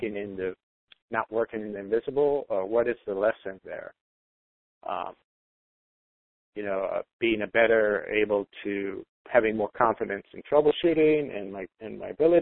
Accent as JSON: {"language": "English", "country": "Jamaica", "tie": "born or raised there", "moved": "yes", "said": "I was brought up in Jamaica, so it used forms instead of grades"}